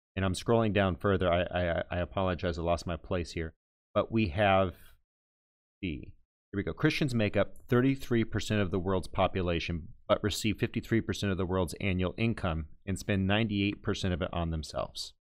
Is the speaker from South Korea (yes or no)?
no; Texas, United States; I'm from Texas